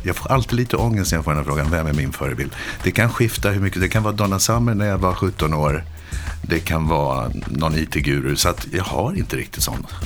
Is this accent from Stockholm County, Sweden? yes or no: yes; Stockholm, Stockholm County, Sweden; Jag kommer från Stockholm.